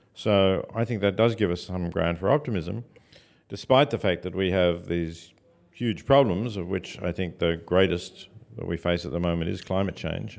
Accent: Australia; moved away as an adult; also born or lived in Oxford, England; now in United States; I'm an Australian, I'm not an American

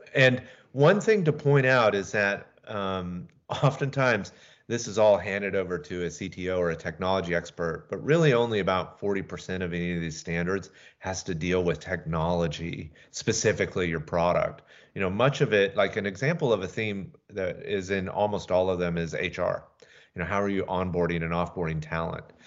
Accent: Atlanta, Georgia, United States; moved away as an adult; also born or lived in Seattle; now in Skagit Valley, United States; Originally, I'm from Atlanta

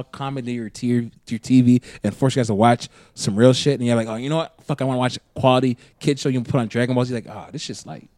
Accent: Minnesota, United States; I'm just saying is that as a Minnesotan, there's no way in hell that I'm not going to enjoy summer.

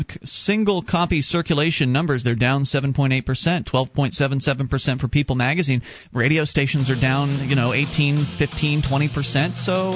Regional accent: Texas, United States; now in Washington, United States; You see, I grew up in Texas right next to Fort Hood

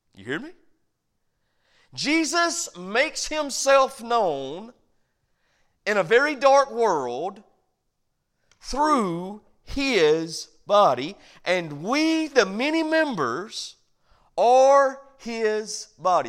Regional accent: United States; as an American

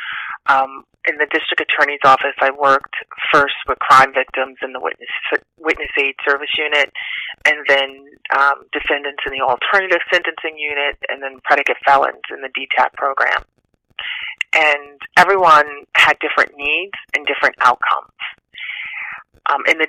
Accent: New Rochelle, New York, United States; I'm from Westchester County. I grew up in New Rochelle, New York.

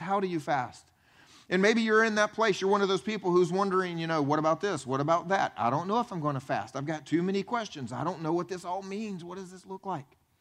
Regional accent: the Bible Belt, United States; I grew up actually here in the Bible Belt.

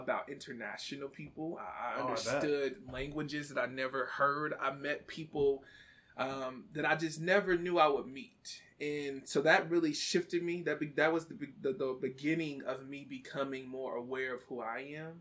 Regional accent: Kansas City, Missouri, United States; also born or lived in Florida; I'm born and raised in Kansas City. Grew up out in South Kansas City

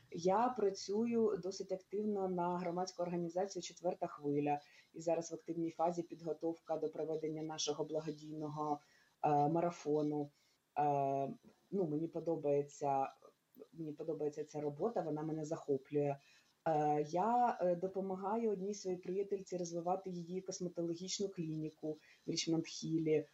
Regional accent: Kyiv, Ukraine; Я виросла, я народилася в Києві.

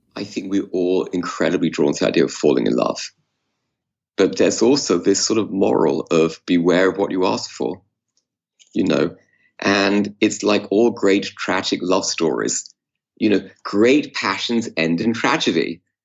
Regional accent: England, United Kingdom; I was growing up in England

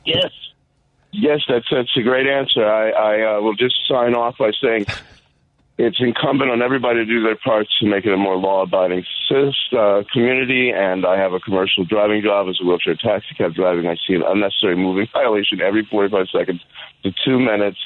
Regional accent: Chicago, Illinois, United States; also born or lived in New York City; I was born in Chicago

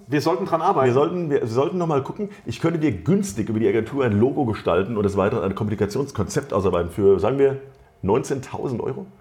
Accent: Wiesbaden, Hesse, Germany; ich bin in der Biebrichen Allee ja Ach, groß geworden

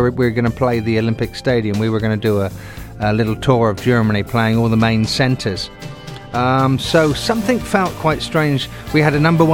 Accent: England, United Kingdom; moved away as an adult; now in United States; in my home country, in England

